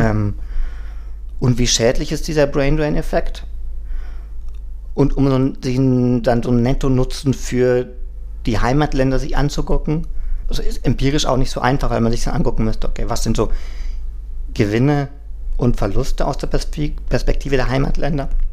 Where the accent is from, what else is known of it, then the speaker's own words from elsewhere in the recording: Germany; also born or lived in Mexico; now in Berlin, Germany; Ich bin ja, gut, als Deutscher in Berlin kein Migrant